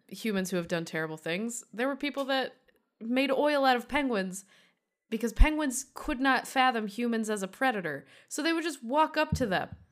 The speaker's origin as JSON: {"language": "English", "town": "Durand", "region": "Michigan", "country": "United States", "tie": "born or raised there", "moved": "yes", "said": "Durand, Michigan"}